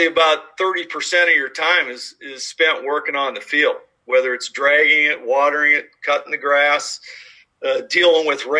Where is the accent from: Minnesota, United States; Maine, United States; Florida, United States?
Minnesota, United States; moved away as an adult; also born or lived in Tyler, Texas / Mississippi / Kentucky; now in Dubuque, United States; I'm a four-season climate guy living and growing up in Minnesota